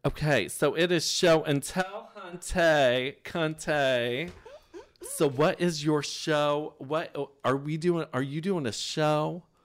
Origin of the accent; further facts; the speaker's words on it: Indiana, United States; now in New York, United States; I'm from the Midwest.